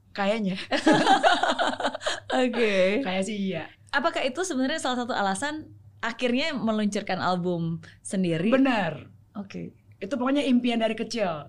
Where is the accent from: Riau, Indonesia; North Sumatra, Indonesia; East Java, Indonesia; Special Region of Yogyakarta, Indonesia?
North Sumatra, Indonesia; Medan; Lahir besar